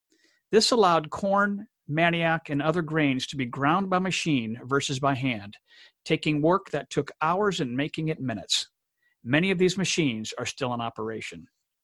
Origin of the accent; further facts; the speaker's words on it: DR Congo; where I share my experiences of growing up in the Democratic Republic of Congo in Central Africa.